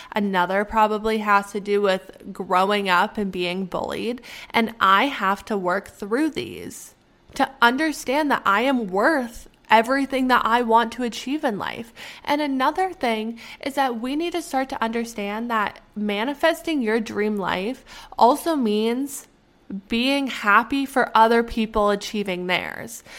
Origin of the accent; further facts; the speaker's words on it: Canada; moved away; I'm Canadian